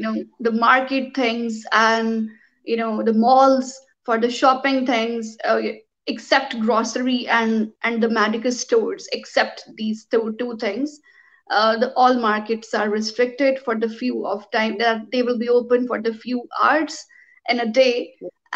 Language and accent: English; Pakistan; I'm from Pakistan